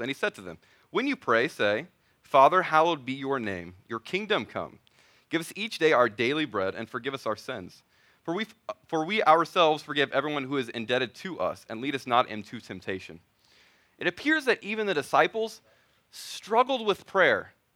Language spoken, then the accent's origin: English; Missouri, United States; moved away; my wife, Wendy, we're both originally from Missouri.